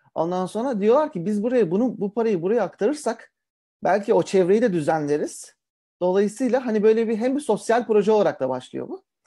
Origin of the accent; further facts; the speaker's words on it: Karacabey, Bursa, Turkey; moved away; also born or lived in Ankara; ben um, Bursalıyım öncelikle. Uh, Bursa Karacabeyli'yim.